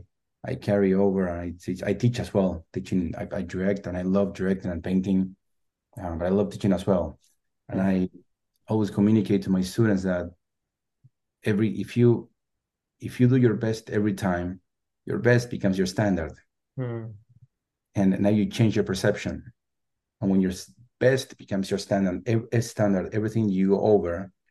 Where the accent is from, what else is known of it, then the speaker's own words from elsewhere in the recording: Argentina; English is a second language; moved away as an adult; also born or lived in Los Angeles; now in San Francisco, United States; I'm originally from Argentina. I live in San Francisco